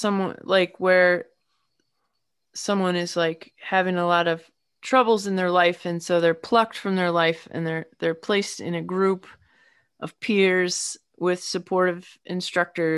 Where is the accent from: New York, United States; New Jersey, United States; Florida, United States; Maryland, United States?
Maryland, United States; north of Baltimore; also born or lived in Massachusetts; now in Asheville, United States; I am originally from the hilly part of Maryland, kind of north of Baltimore, near the Pennsylvania line